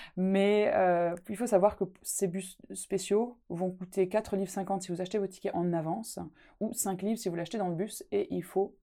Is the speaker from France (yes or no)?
yes; Alsace, Grand Est, France; accent: Alsatian; moved away as an adult; now in Scotland; dans ma région natale, l'Alsace